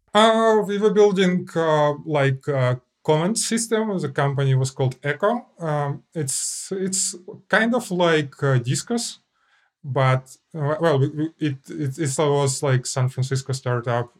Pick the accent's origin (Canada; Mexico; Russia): Russia; I'm, I'm Clojure programmer from Russia.